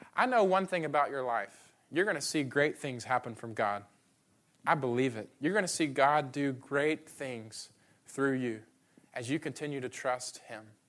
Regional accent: Atlanta, Georgia, United States; now in Memphis, United States; I'm from Atlanta

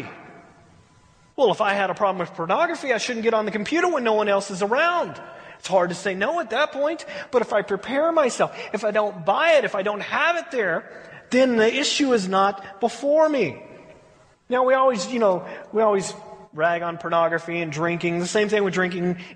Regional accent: United States; we as American, you know, American churches

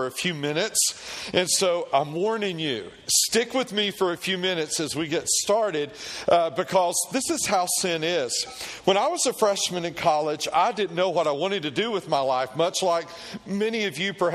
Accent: Tennessee, United States; I grew up in Tennessee, and in Tennessee, all we did with pigs was feed them slop and eat them

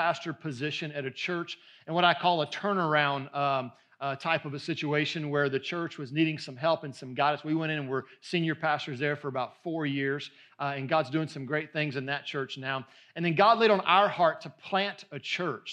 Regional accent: just outside of Houston, Southeast Texas, United States; I come from Southeast Texas, just outside of Houston

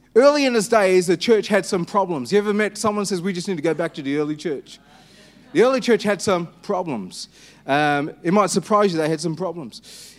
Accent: Perth, Western Australia, Australia; I'm Anglo-Indian. I was born in Perth.

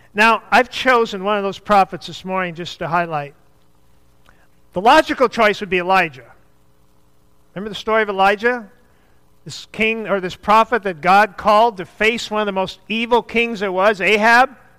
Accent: the North, United States; I'm from the North

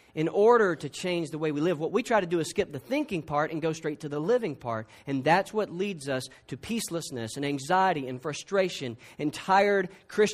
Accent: South Georgia, United States; I'm from South Georgia

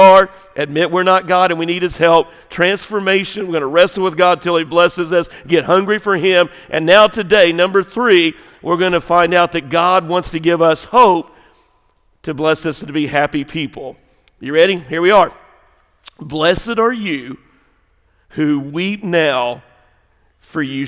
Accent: the South, United States; I grew up in America, grew up in the South

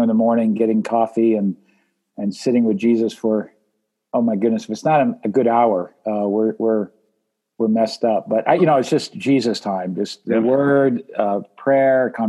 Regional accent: New Hampshire, United States; I grew up in Lilywhite, New Hampshire

